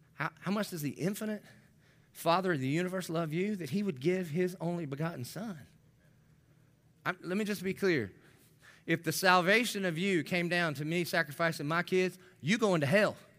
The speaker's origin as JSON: {"language": "English", "region": "the South", "country": "United States", "tie": "born or raised there", "said": "I grew up in the South"}